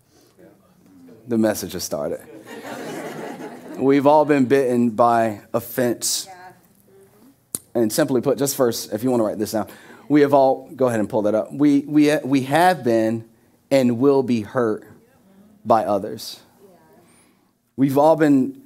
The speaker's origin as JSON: {"language": "English", "region": "Florida", "country": "United States", "tie": "born or raised there", "moved": "as an adult", "said": "someone who was born and raised in Florida, 29 years of my life"}